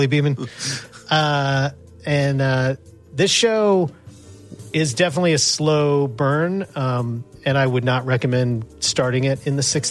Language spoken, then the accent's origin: English; Los Angeles, California, United States; I'm from Los Angeles